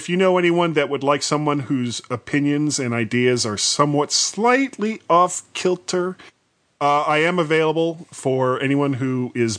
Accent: Florida, United States; because I'm from Florida and nobody else could hear what I just said.

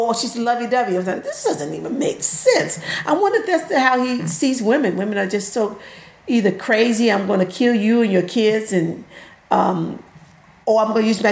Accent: Mid-South, United States; moved away; also born or lived in Tennessee; I'm from the Mid-South, and it's based in Louisiana.

